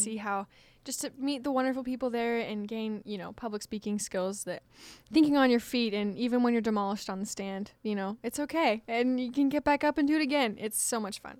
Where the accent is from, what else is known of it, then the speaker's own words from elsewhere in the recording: Washington, United States; moved away; my home state of Washington